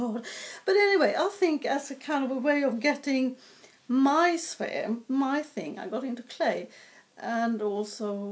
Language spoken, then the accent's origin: English; southern Sweden, Sweden; moved away; I was born in Sweden, which is a long time ago, it feels like, and far away as well. I was born up in the north part of the country, but as a four-year-old, we moved south to a fairly densely populated area